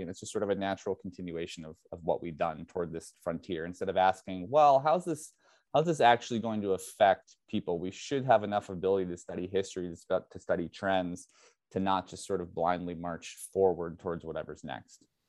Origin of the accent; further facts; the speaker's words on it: United States; I'm speaking primarily as an American